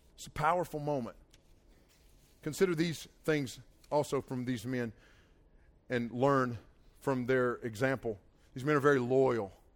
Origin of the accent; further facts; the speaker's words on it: Nantahala River, Nantahala Lake, North Carolina, United States; I grew up swimming in the Nantahala River and the Nantahala Lake